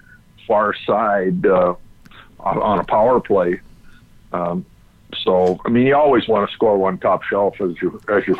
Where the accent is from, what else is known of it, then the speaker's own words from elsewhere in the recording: Ontario, Canada; growing up in Ontario